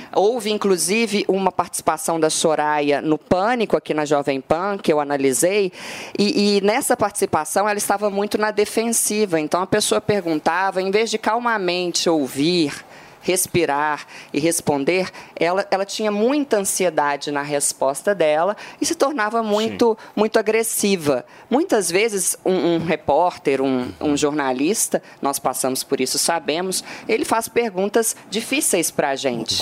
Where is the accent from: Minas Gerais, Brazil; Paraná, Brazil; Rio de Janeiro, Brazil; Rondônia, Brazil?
Minas Gerais, Brazil; eu que sou mineira